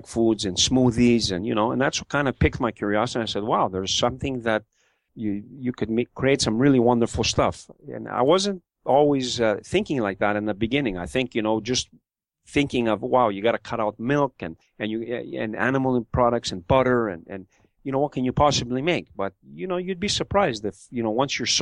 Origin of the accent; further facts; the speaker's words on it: Montreal, Quebec, Canada; growing up in Montreal, in the Mile End of Montreal